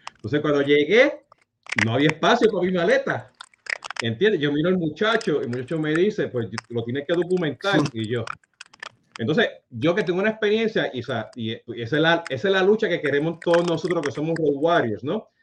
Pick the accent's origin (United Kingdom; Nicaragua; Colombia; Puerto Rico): Puerto Rico; also born or lived in Utah; como buen boricua